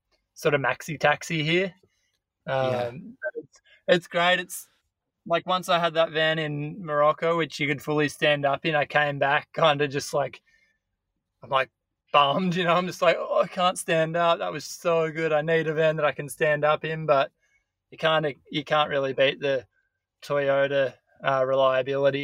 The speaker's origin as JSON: {"language": "English", "town": "Byron Bay", "region": "New South Wales", "country": "Australia", "tie": "born or raised there", "also_born_or_lived": "Indonesia", "said": "I grew up in Byron. That's always been home."}